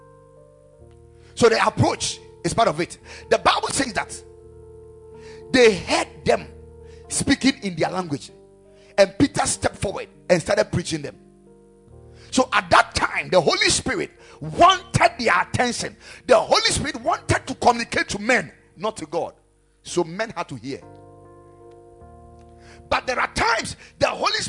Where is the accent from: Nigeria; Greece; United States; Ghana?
Ghana